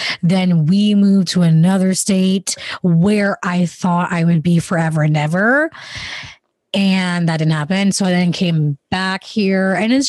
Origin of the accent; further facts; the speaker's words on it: Jamaica; also born or lived in London, United Kingdom / Canada; now in United States; I was born in Jamaica. Then we lived there for most of the time. In the middle of that, I went to London and then we went back to Jamaica. And then we went to Canada. Then we came to America